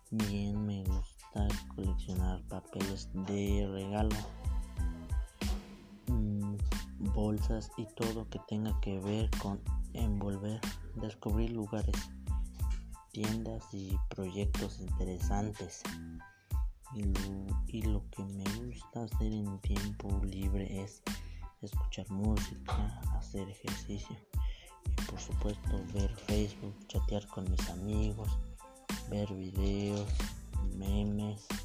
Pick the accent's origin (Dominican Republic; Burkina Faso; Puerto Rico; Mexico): Mexico; San Antonio, Puebla; Soy de San Antonio Hermenegildo Galeano. Tengo 15 años. Nací el 19 de mayo del 2005 en San Antonio